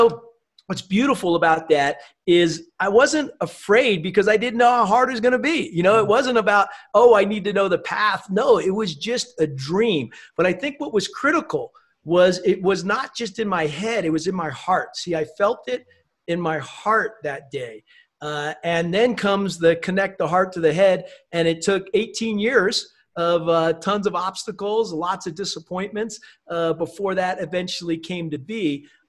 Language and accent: English; East Coast, United States; also born or lived in Germany / Newport, Rhode Island; I was born in Germany, moved a lot every 3 years, some other place, a lot on the East Coast in the US. And we happened to be living at that point in Newport, Rhode Island.